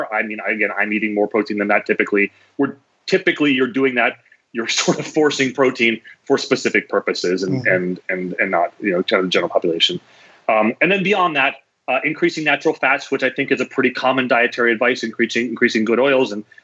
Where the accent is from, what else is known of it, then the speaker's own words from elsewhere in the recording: North Dakota, United States; I grew up in North Dakota, where it's better now for fresh fruits and vegetables, but in the winter, you know, please, it's just not happening